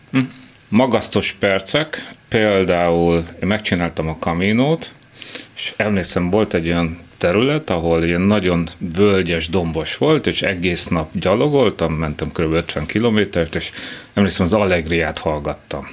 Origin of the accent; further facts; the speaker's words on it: Bonyhád, Tolna, Hungary; moved away as an adult; Ez egy kocka ház, tehát a tipikus kádár kocka, annak minden jellegzetességével, kiskerttel, de, de itt nőttem fel, tehát szép, fantasztikus, de innen el kellett jönni. Tehát, hogy, ö, de jó. Tehát alapvetően jó volt. Azt, hogy bonyhádról el tudok jönni